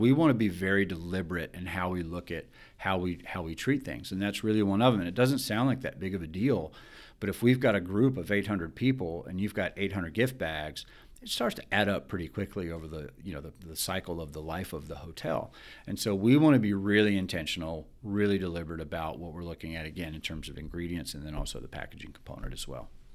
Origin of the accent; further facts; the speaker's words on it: Alabama, United States; I'm from Alabama.